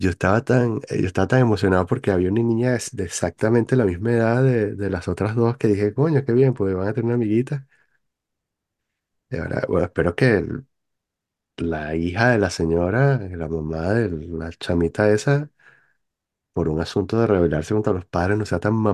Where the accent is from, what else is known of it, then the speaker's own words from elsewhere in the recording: Paris, Île-de-France, France; Y que, ah, ¿y usted de dónde es? No, yo soy de París.